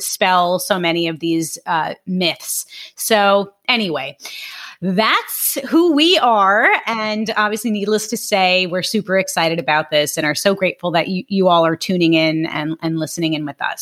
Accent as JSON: {"language": "English", "town": "New York City", "region": "New York", "country": "United States", "also_born_or_lived": "Long Island", "moved": "as an adult", "lives_now": "Jupiter, United States", "said": "I am from Brooklyn originally, Brooklyn, New York, specifically South Brooklyn"}